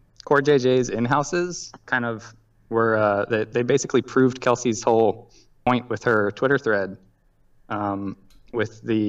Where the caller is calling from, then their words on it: Seattle, Washington, United States; I'm calling from the Seattle area.